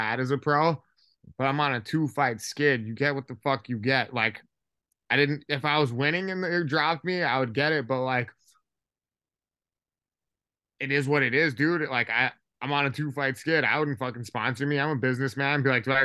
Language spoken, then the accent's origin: English; Hawaii, United States; I'm actually from Hawaii, so kids out there get into a lot of street fights